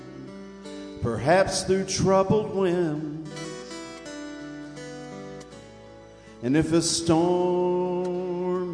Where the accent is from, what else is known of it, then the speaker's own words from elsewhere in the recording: Red Clay, Georgia, United States; my hometown, a little place called Red Clay